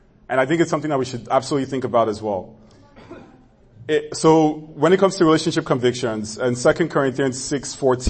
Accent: Nigeria; moved away; growing up in Nigeria

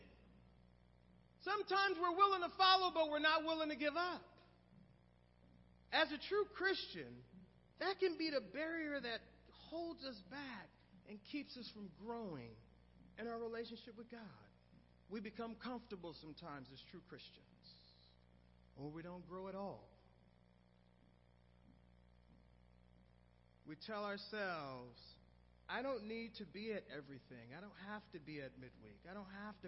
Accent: Oakland, California, United States; my hometown, Oakland

